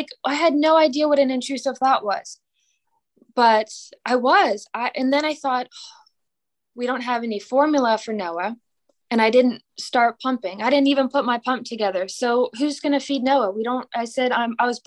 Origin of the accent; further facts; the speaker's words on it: Pennsylvania, United States; now in Mississippi, United States; I'm from Pennsylvania.